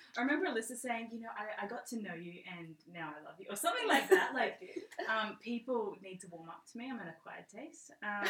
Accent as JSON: {"language": "English", "region": "Queensland", "country": "Australia", "moved": "yes", "lives_now": "New South Wales, Australia", "said": "I've got 4 kids. I love being a mum. I'm from Queensland. I've moved to New South Wales."}